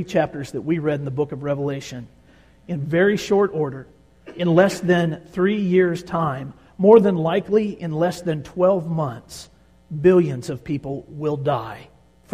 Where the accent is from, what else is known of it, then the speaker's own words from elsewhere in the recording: Tornado Alley, United States; We grew up in Tornado Alley